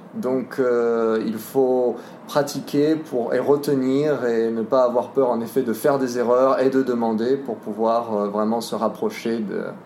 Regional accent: France; moved away as an adult; now in Poland; j'ai 23 euh, ans, je suis français.

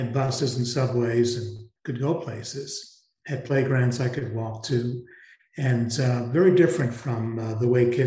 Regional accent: New York City, New York, United States; I grew up, I'd say, lower middle class in New York City in a very interesting housing development called Parkchester

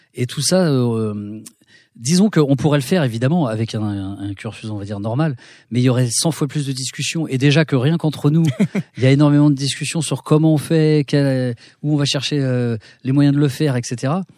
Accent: Cergy-Pontoise, Île-de-France, France; on a grandi à Cergy-Pontoise dans un petit pavillon de banlieue tranquille

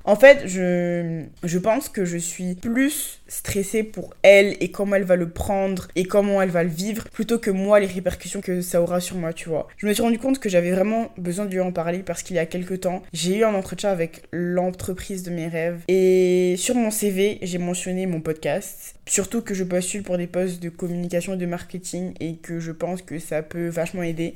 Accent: Abidjan, Côte d’Ivoire; dans le cercle d'où je viens, de là où j'ai grandi, dans l'école où je suis allée

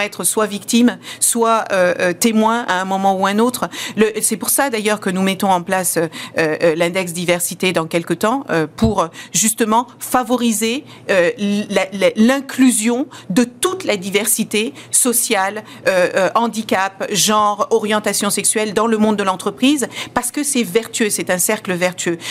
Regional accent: France; French is a second language

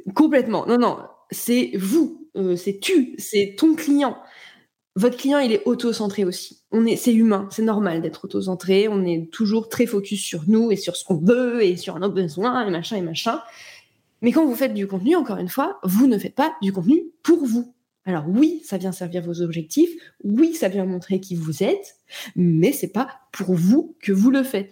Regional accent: Nantes, Pays de la Loire, France; now in Cognac, France; je suis née à Nantes

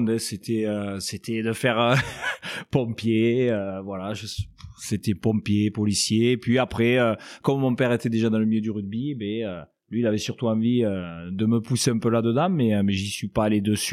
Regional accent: Apulia, Italy; now in France; Donc, il fallait savoir je suis originaire des Pouilles. Euh, c'est dans les, euh, vraiment dans le sud de l'Italie, dans la botte, dans le talon.

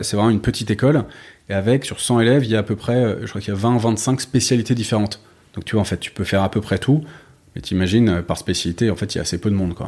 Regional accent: Paris, Île-de-France, France; also born or lived in London / Bordeaux / Malaysia / New York; je suis né à Londres, mais ensuite j'ai grandi euh, Bordeaux au tout début, puis Paris essentiellement

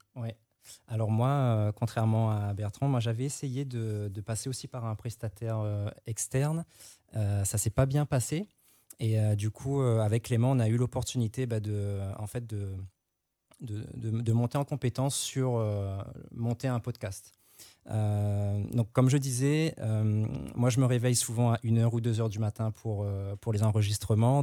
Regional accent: Réunion; now in Martinique; Moi, je suis de La Réunion, je vis en Martinique

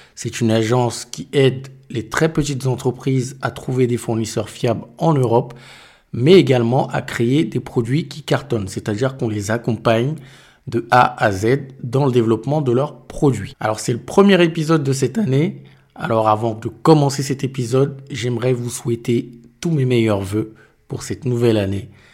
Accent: Cameroon; je suis du Cameroun

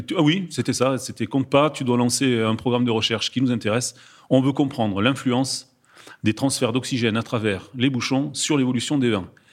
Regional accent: France; en tant que Français

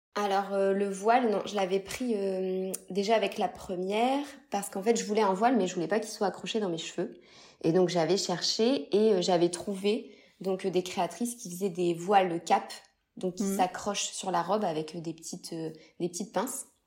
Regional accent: Lille, Hauts-de-France, France; je suis de Lille

